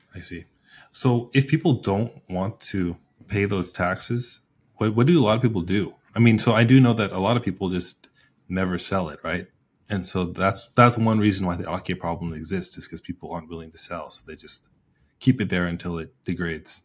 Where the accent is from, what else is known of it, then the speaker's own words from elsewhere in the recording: United States; I'm an American